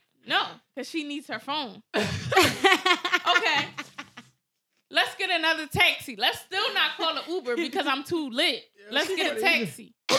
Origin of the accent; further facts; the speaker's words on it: Philadelphia, Pennsylvania, United States; All right, I'm from Philly.